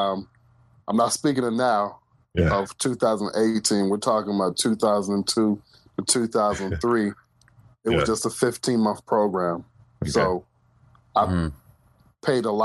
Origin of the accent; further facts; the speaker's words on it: Cincinnati, Ohio, United States; moved away as an adult; also born or lived in Orlando, Florida / Seattle, Washington; now in Raleigh, United States; I'm from Cincinnati, Ohio. Now I live in Raleigh, North Carolina